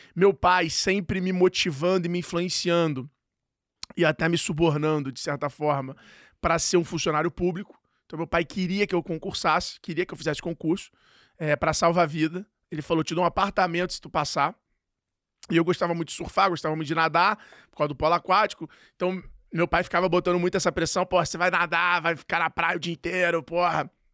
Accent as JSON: {"language": "Portuguese", "region": "Rio de Janeiro", "country": "Brazil", "said": "eu sou carioca"}